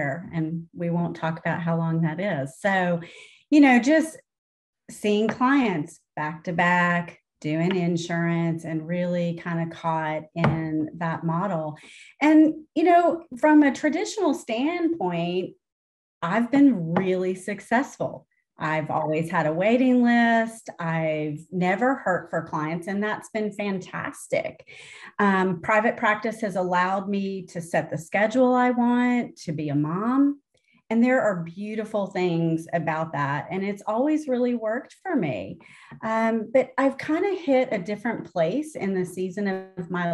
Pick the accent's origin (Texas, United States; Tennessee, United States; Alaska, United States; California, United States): Tennessee, United States; I'm from Tennessee because I don't sound like a northerner.